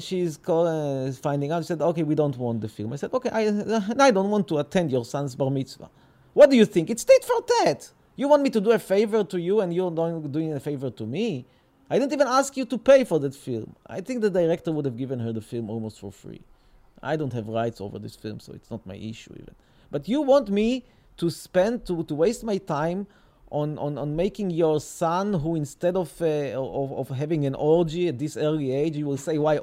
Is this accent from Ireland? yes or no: no; Petah Tikva, Central District, Israel; They gave me birth here in Petah Tikva. I was born in Petah Tikva.